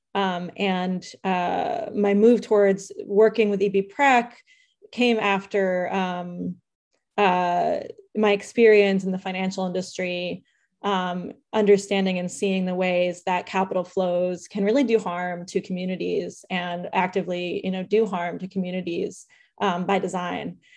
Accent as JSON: {"language": "English", "town": "San Jose", "region": "California", "country": "United States", "tie": "born or raised there", "said": "I was born in San Jose"}